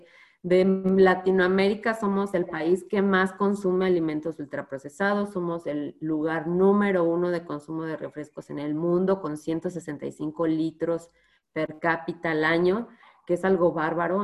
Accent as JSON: {"language": "Spanish", "country": "Mexico", "said": "nosotros nos comemos como mexicanos"}